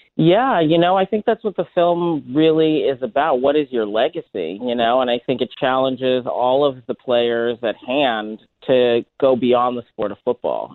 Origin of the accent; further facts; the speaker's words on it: Boston, Massachusetts, United States; I'm New England born and bred